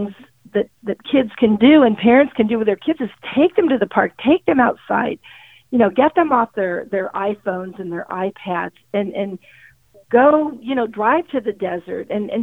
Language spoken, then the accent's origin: English; San Diego, California, United States; I grew up in San Diego and we lived on a canyon